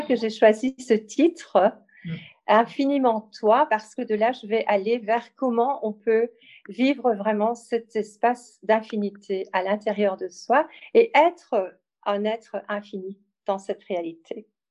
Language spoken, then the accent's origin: French; Belgium; also born or lived in Ardennes, Belgium; je suis belge et j'habite euh, en Belgique